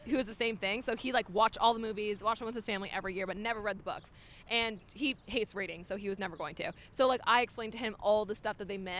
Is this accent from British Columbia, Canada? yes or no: no; Toronto, Ontario, Canada; I'm not gonna lie. I'm from Toronto, so